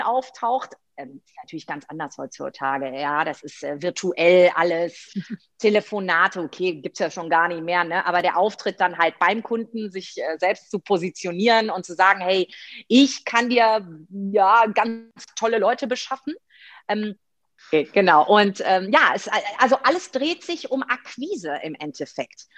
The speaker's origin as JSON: {"language": "German", "region": "Rhineland", "country": "Germany", "also_born_or_lived": "Greece", "said": "ich bin ja Rheinländerin"}